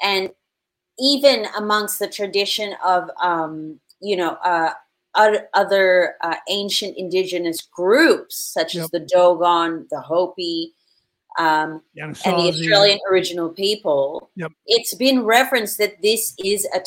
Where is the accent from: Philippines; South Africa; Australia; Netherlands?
Philippines; I was born in the Philippines with Spanish and Filipino parents